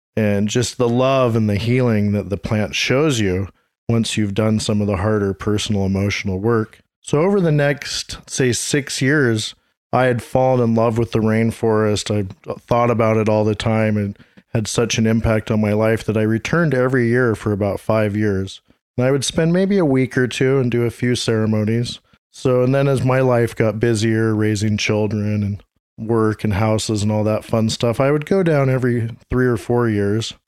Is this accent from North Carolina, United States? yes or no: no; Seattle, Washington, United States; also born or lived in Santa Cruz, California / Watsonville, California; now in Peru; I'm from the Seattle, Washington area